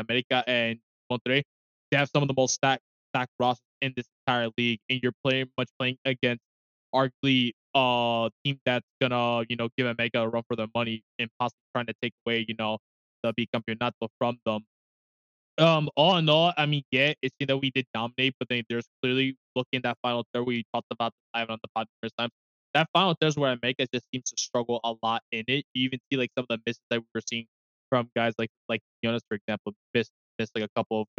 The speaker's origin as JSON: {"language": "English", "town": "New York City", "region": "New York", "country": "United States", "said": "I ain't from the Bronx. I'm from Brooklyn."}